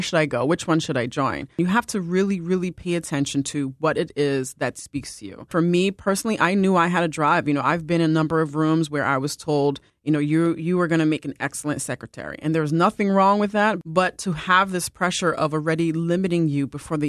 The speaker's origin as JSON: {"language": "English", "region": "New York", "country": "United States", "said": "I'm originally from New York."}